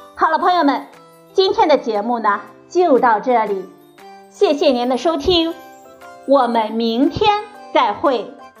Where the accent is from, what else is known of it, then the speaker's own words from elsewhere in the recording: China; 我们中国人